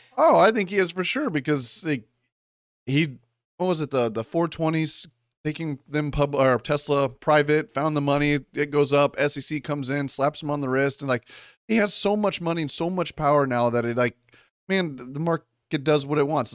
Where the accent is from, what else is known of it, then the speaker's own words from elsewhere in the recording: Kansas City, Missouri, United States; I was born in Kansas City, Missouri